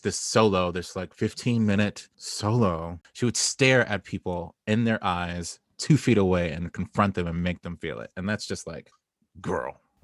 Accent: Southern California, United States; now in Brooklyn, United States; I grew up in Southern California.

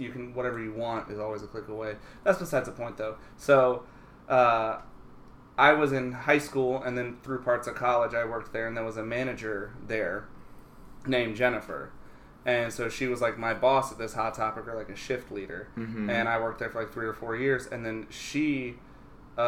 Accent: South Carolina, United States; moved away; I grew up in South Carolina

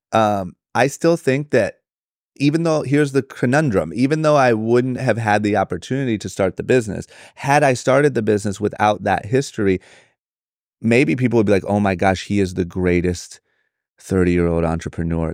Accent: Akron, Ohio, United States; moved away as an adult; now in Los Angeles, United States; born and raised in Akron, Ohio

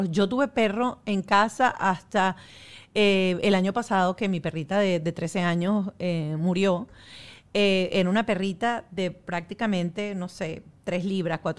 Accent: Venezuela; Como buena venezolana

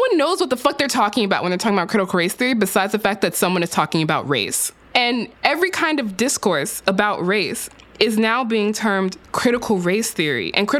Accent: Texas, United States; In my home state of Texas

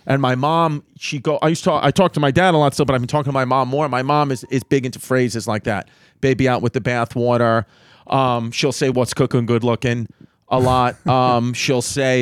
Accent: United States; as American citizens, we have like a way of thinking when we're here

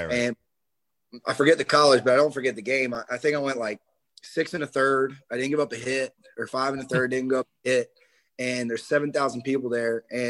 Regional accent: South Carolina, United States; Like, I'm from South Carolina. I like South Carolina, not Clemson.

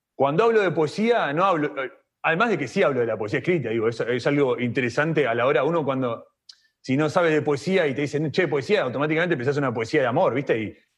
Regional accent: Argentina; nací en Argentina

